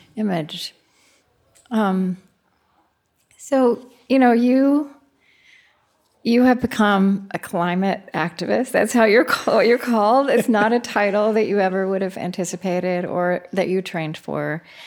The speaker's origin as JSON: {"language": "English", "region": "Oklahoma", "country": "United States", "tie": "born or raised there", "also_born_or_lived": "Minnesota", "moved": "yes", "said": "I grew up in Oklahoma"}